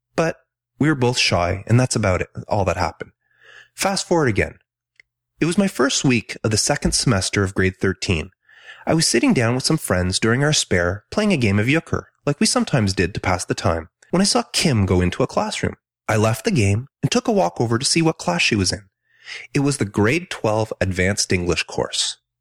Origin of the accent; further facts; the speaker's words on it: Ontario, Canada; also born or lived in Quebec; I was born in Ontario, but my family moved to a small city on the outskirts of Montreal, Quebec when I was three.